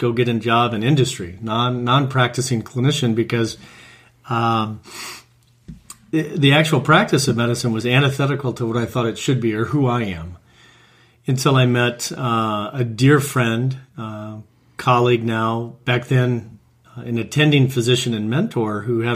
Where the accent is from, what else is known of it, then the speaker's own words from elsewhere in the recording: Omaha, Nebraska, United States; moved away as an adult; also born or lived in Iowa / California; Grew up in Omaha, Nebraska, Midwest